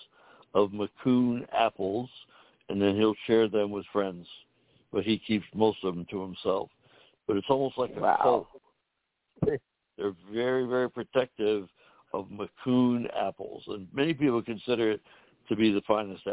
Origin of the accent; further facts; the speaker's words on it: Northeast Ohio, United States; I'm from Northeast Ohio, where it gets down to 20 below in the wintertime.